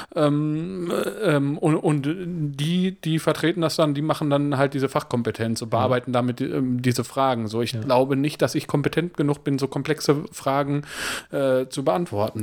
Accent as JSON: {"language": "German", "country": "Germany", "said": "ich bin Deutscher"}